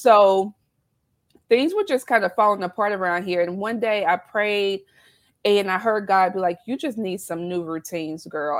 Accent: South Carolina, United States; accent: southern twang; now in Baltimore, United States; I live in Baltimore, Maryland, although I'm originally from South Carolina. So I was born and raised in the South. So you'll hear that twang come out.

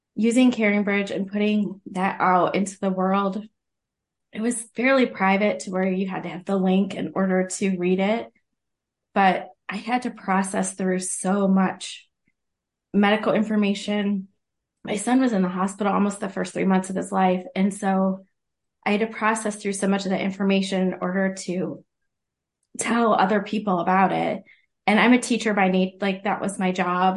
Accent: Central Ohio, United States; I'm from Central Ohio

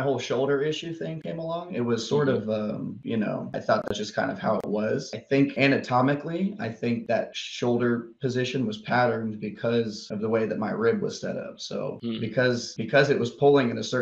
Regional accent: Kansas City, United States; moved away; also born or lived in Texas; I grew up in Kansas City

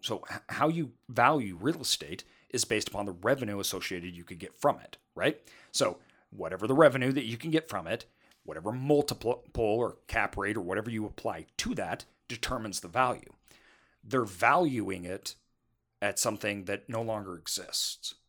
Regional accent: United States

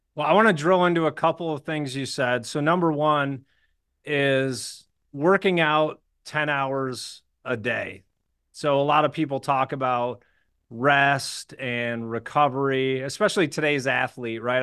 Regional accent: Birmingham, Michigan, United States; I grew up in Birmingham, Michigan, which is a suburb of Detroit

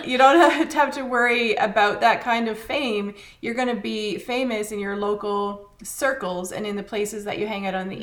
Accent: Canada; as a Canadian

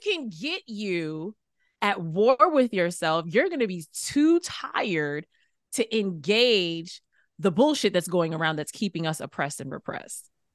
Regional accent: New York City, New York, United States; growing up in New York City

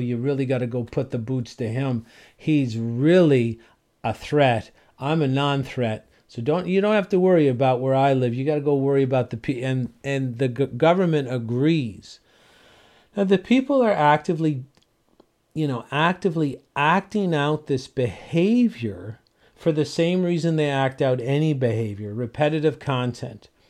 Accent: St. John's, Newfoundland and Labrador, Canada; moved away; I was from Saint John's, Newfoundland

